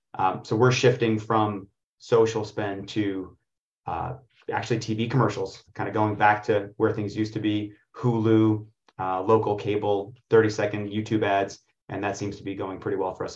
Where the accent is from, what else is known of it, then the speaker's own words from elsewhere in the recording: Israel; now in New York City, United States; I was born in Israel, and specifically on a kibbutz